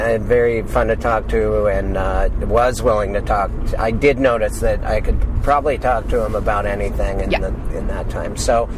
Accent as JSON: {"language": "English", "region": "Montana", "country": "United States", "tie": "born or raised there", "moved": "yes", "said": "I grew up in Montana"}